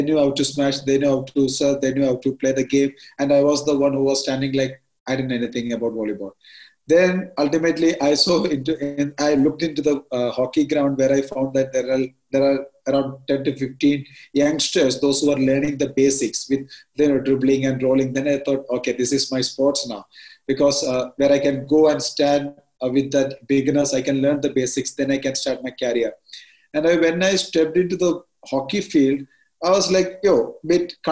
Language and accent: English; Ernakulam, Kerala, India; I'm from Ernakulam, and not in the city part, but I'm from a village area. Its name is Kumaraguram Pallikara.